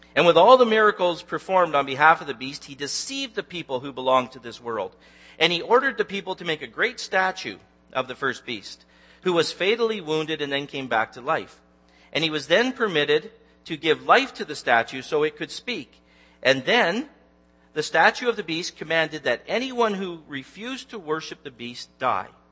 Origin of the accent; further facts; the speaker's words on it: Newmarket, Ontario, Canada; I'm actually from Newmarket